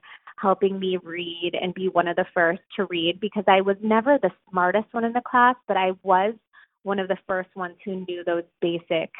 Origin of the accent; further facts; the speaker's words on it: St. Louis, Missouri, United States; moved away as an adult; also born or lived in Evanston, Illinois; now in New York, United States; I actually was born in Evanston, Chicago, but we both grew up in St. Louis, Missouri